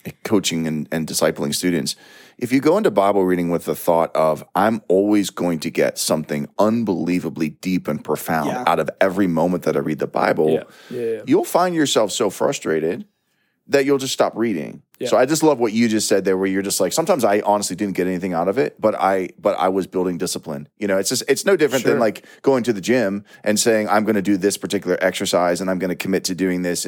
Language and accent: English; United States; we're Americans